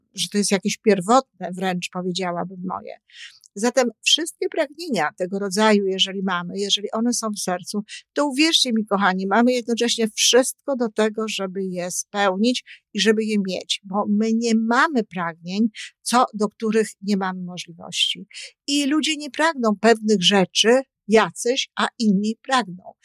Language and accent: Polish; Poland; ja się wychowywałam w okresie PRL-u